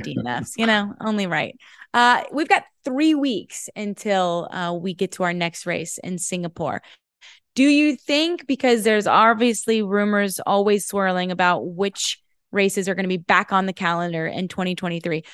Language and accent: English; United States; as an American